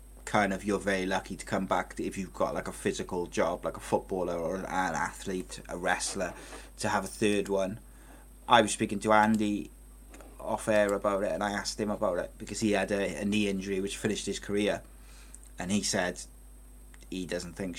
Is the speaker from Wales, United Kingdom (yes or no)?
yes; Wales, United Kingdom; I'm a Welshman